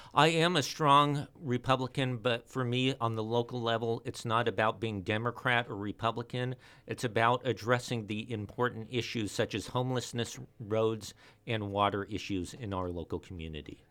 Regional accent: Ventura, California, United States; I was born and raised here in Ventura

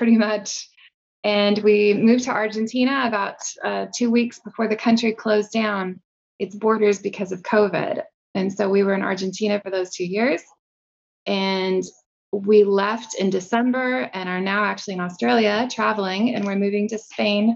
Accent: Kansas, United States; moved away as an adult; also born or lived in Japan / France / Albania / India; I grew up in Kansas.

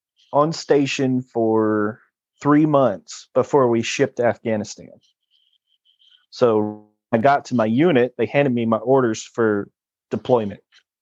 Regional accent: San Angelo, Texas, United States; I'm from San Angelo, Texas

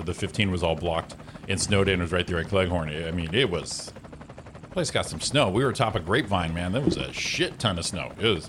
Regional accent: Waterbury, Connecticut, United States; now in Rancho Cucamonga, United States; My hometown, Waterbury, Connecticut.

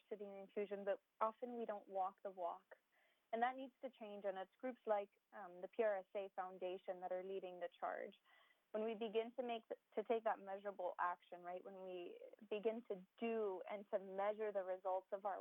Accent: Miami, Florida, United States; first language Spanish; English is a second language; also born or lived in Gainesville; Miami born and raised

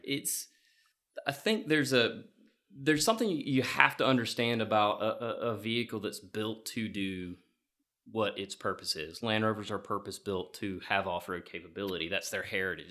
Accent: Georgia, United States; Growing up in Georgia, uh, hunting on our property down there

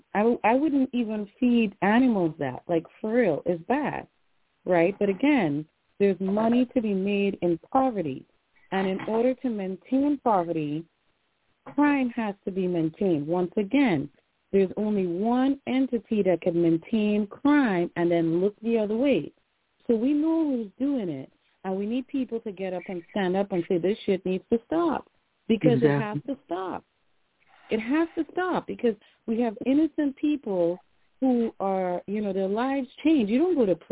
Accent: Trinidad & Tobago; now in New Haven, United States; I am also from Trinidad and Tobago

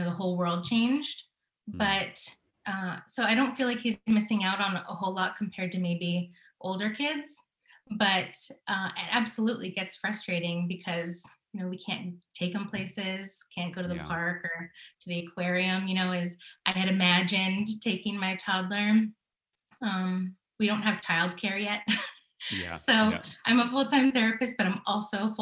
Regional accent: California, United States; moved away as an adult; also born or lived in New York City; now in Connecticut, United States; I'm from California originally

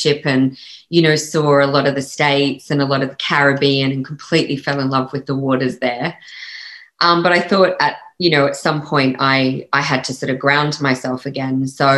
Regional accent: Australia; accent: Australian; moved away; I'm like, actually, no, I'm Australian. And it's quite funny because I think because I've lived more than half of my life outside of Australia now than I have inside Australia. I think my Aussie accent has slightly softened

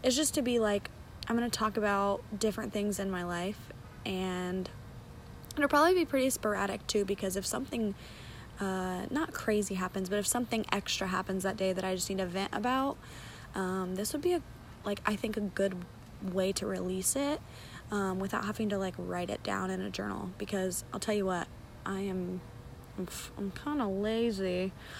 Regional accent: London, Ohio, United States; moved away as an adult; now in Brookville, United States; I am from London, Ohio, and I moved to Brookville, Ohio, which is where I currently reside

